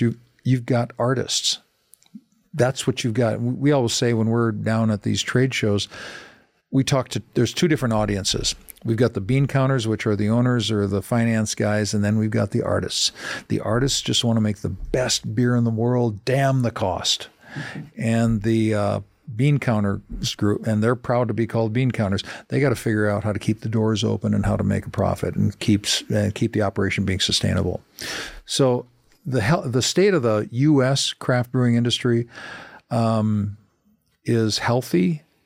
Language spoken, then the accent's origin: English; Minnesota, United States; A town that I grew up in Minnesota of, you know, forty-two hundred uh, people